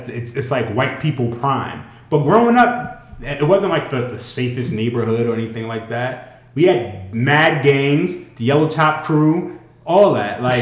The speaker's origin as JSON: {"language": "English", "town": "New York City", "region": "New York", "country": "United States", "tie": "born or raised there", "said": "I grew up in Harlem. the beginning of Harlem."}